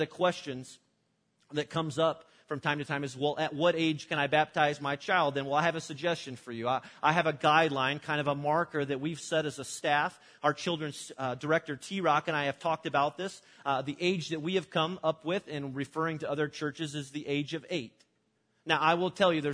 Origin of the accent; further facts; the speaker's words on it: Illinois, United States; my church that I grew up in Illinois